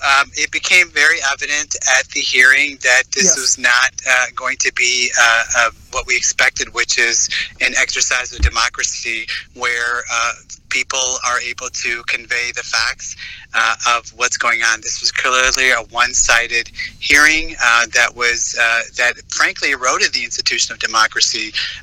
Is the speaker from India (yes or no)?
yes; Jammu and Kashmir, India; moved away; also born or lived in United States; I was born and raised in Kashmir, was then educated in the United States, but Kashmir is still very, very close to my heart.